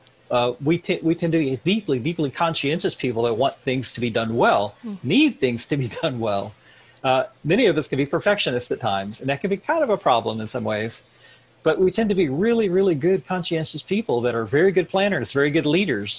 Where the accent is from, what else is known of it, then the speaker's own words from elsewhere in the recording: Missouri, United States; I grew up in the Midwest. I'm from Missouri